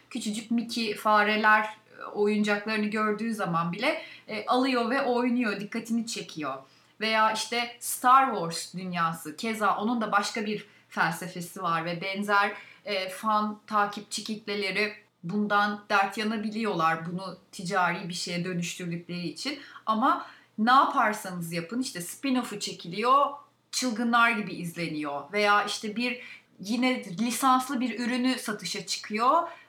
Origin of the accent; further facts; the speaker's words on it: a district of Balıkesir, Turkey; moved away; Balıkesir'in ilçesi Edirne'de doğdum ve liseyi bitirene kadar orada okudum